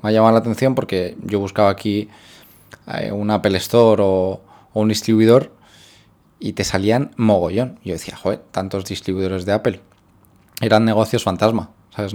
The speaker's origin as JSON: {"language": "Spanish", "country": "Spain", "moved": "as an adult", "lives_now": "Philippines", "said": "soy de España"}